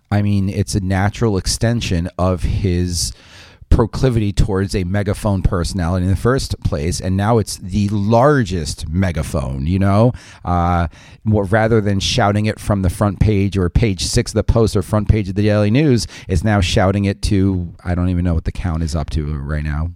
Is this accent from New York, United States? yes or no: yes; New York suburbs, United States; as a New Yorker from the suburbs